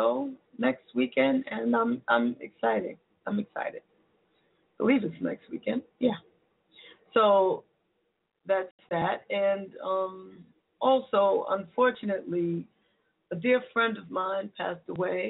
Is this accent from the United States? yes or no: yes; New York City, New York, United States; moved away; my hometown of the Bronx, New York